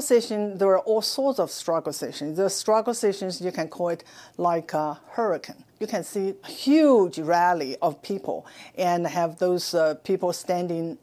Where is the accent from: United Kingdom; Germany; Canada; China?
China; moved away as an adult; now in United States; I was born in China. I spent my first 26 years in Mao's China